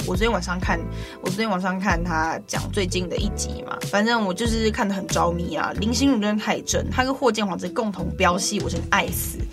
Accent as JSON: {"language": "Chinese", "town": "Guanshan", "region": "Taitung County", "country": "Taiwan", "said": "我是来自台东关山的高达古范部落的阿美族"}